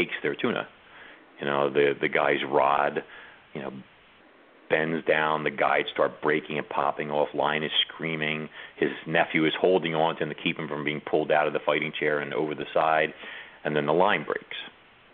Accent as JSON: {"language": "English", "region": "New York", "country": "United States", "said": "I'm from New York"}